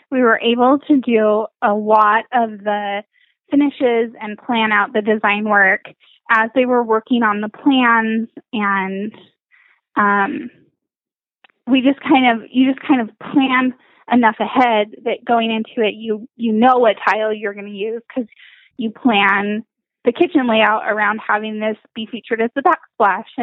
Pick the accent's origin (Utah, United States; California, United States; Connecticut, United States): Utah, United States; Salt Lake City; now in St. George, United States; I grew up in Salt Lake